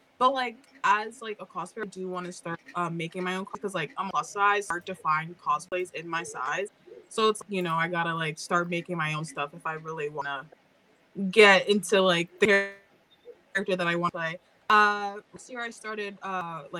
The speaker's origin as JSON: {"language": "English", "town": "Toronto", "region": "Ontario", "country": "Canada", "said": "I'm from Toronto, Ontario also, and I'm Jamaican."}